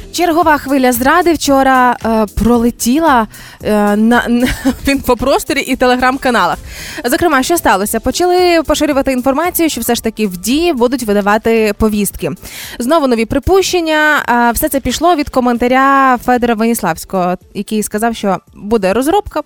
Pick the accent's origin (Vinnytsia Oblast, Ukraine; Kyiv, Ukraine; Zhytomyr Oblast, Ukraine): Zhytomyr Oblast, Ukraine; Zhytomyr; у нас в дитинстві в Житомирі